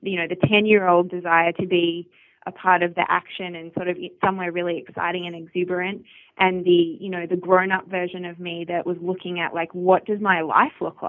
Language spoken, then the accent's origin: English; Australia; moved away as an adult; also born or lived in Melbourne, Australia; growing up in Australia, particularly in the outback, I was my primary school had 120 kids total